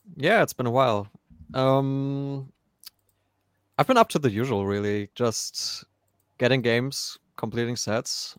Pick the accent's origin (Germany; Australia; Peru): Germany; I'm from Germany